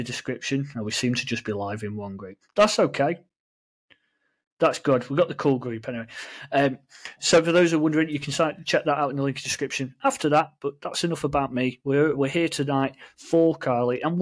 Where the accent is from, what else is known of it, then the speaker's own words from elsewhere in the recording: England, United Kingdom; we in England